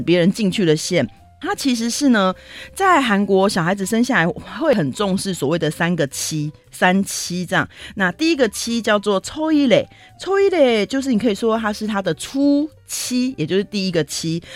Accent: Taiwan

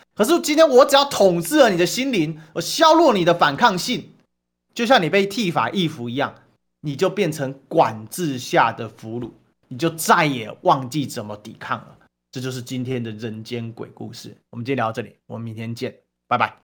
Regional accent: Taiwan; 我们台湾人

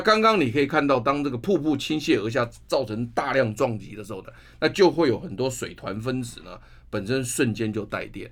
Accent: Taiwan; 我们台湾人在散步或走路的这个运动里面，最常做的就是公园

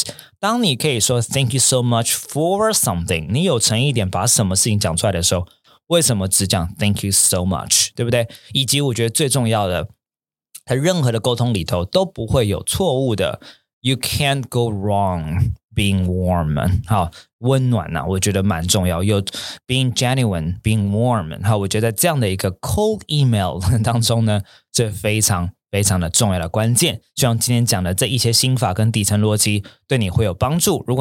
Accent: Taipei, Taiwan; also born or lived in Tianmu; 比如说我跟好学校的老板阿诺哦，我们可能小时候都是在我们原生家庭都在天母。

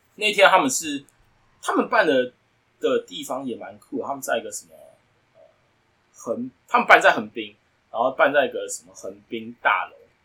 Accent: Taiwan; 我们从台湾来思考

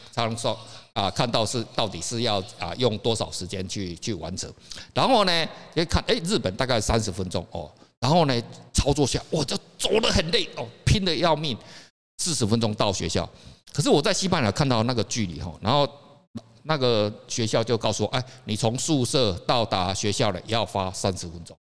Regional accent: Taiwan; moved away; also born or lived in Japan / Spain; 我们台湾人

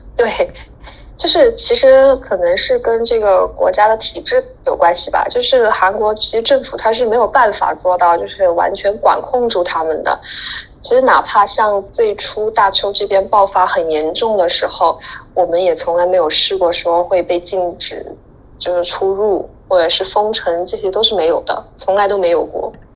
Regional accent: China; now in Daegu, South Korea; 我们中国人

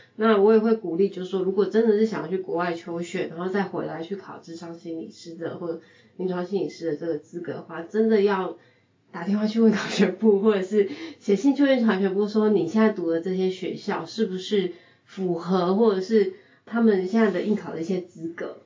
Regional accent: California, United States; moved away as an adult; now in Taiwan; 我是在美国长大

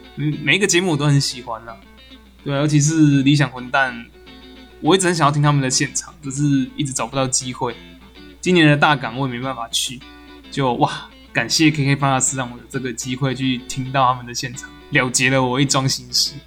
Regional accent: rural Tainan, Taiwan; 我是一个在台南乡下长大的小孩

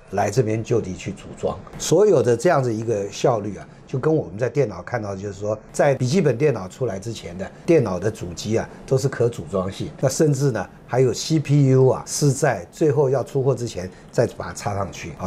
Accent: Taiwan; 然后我们台湾人。赚的利润是有多少？

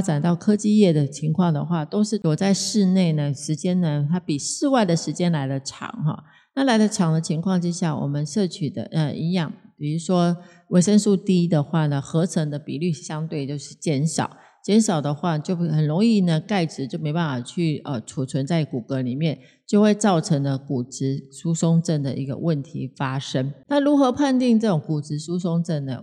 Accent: Taiwan; 我们台湾真正的有三大疾病呢，

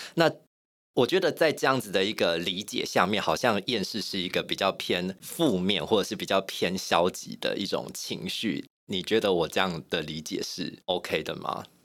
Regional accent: Yunlin County, Taiwan; 我是云林人， 我在乡村长大

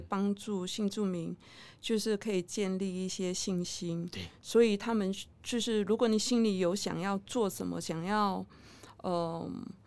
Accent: Kelantan, Malaysia; first language Mandarin; moved away as an adult; now in Taiwan; 相较于我的故乡的海是沙滩

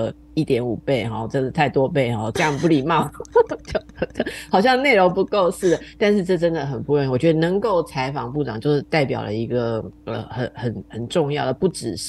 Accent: Taiwan; 我是台湾人

